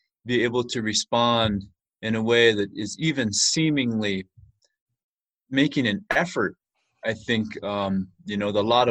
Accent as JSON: {"language": "English", "town": "Crow Agency", "region": "Montana", "country": "United States", "tie": "born or raised there", "moved": "as an adult", "lives_now": "Bozeman, United States", "said": "I hail from Crow Agency, Montana on the Crow Indian Reservation. I grew up just about a mile from the famous Little Bighorn Battlefield and spent my life there growing up"}